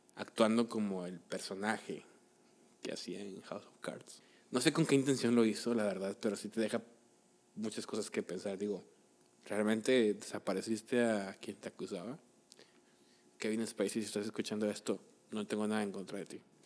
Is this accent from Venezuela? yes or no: no; Mexico; los mexicanos somos súper fans de idolatrar a cualquiera que no sea mexicano